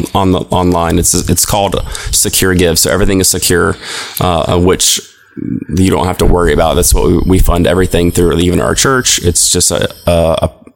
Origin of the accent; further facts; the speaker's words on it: Cincinnati, Ohio, United States; now in Tallahassee, United States; I grew up in Cincinnati, Ohio